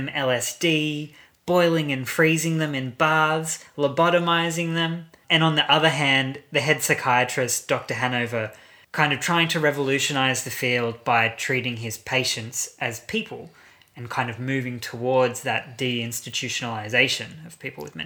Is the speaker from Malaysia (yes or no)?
no; Brisbane, Queensland, Australia; I'm from Brisbane. I say Lucia.